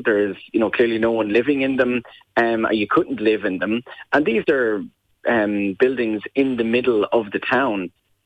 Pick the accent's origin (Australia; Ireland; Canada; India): Ireland; Waterford, Munster; now in Dublin, Ireland; I'm originally from Waterford, but live in Dublin now